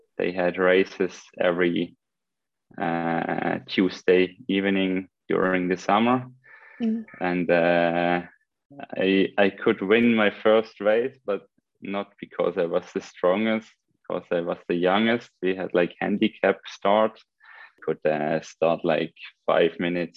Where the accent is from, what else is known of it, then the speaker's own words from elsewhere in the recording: Switzerland; English is a second language; moved away as an adult; also born or lived in France; It was typically Swiss village where I grew up, between cow farms and apple trees